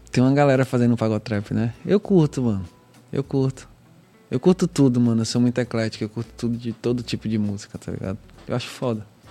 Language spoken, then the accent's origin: Portuguese; Northeast Region, Brazil; accent: Northeastern; a gente que é nordestino. Não sei se é pelo nosso sotaque